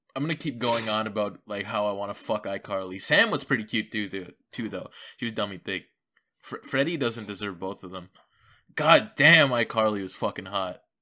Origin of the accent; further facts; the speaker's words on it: Canada; I'm Canadian